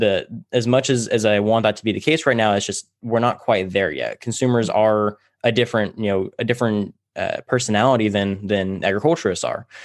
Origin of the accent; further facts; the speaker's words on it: Tulare, California, United States; I grew up in Tulare, California.